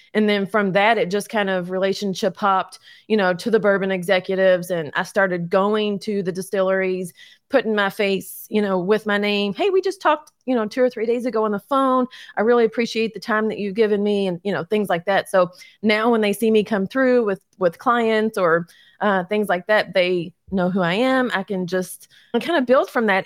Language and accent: English; Louisville, Kentucky, United States; also born or lived in Crestwood, Kentucky; born and raised in Louisville